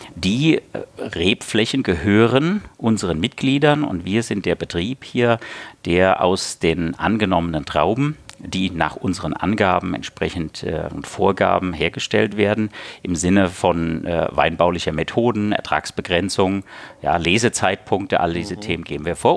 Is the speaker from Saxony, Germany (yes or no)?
no; Hesse, Germany; moved away; also born or lived in Lauffen am Neckar, Baden-Württemberg; ich bin Hesse von Geburt